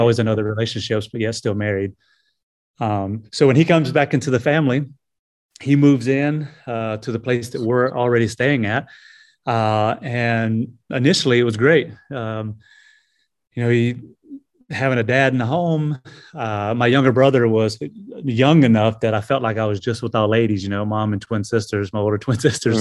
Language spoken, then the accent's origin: English; Greenville, South Carolina, United States; also born or lived in Anderson, South Carolina; was, uh, born here in Anderson and, uh, was raised in, uh, Greenville, just a neighboring, uh, city. So, yeah, this is where I was born and raised